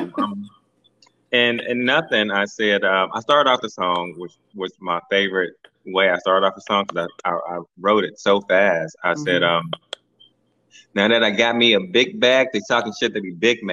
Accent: St. Louis, Missouri, United States; now in Cincinnati, United States; I'm from Cincinnati, Ohio, originally from St. Louis, but I'm in Cincinnati, Ohio now.

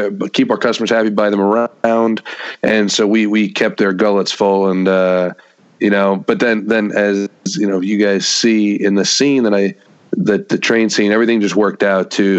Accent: Long Island, New York, United States; I'm from Long Island

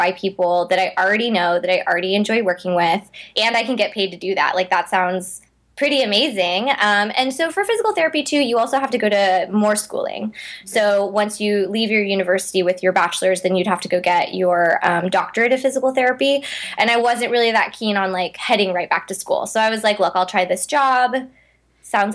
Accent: Seattle, Washington, United States; moved away as an adult; also born or lived in Los Angeles; I'm originally from Seattle. Okay. So my parents put me in one of the big ballet schools in Seattle when I was growing up.

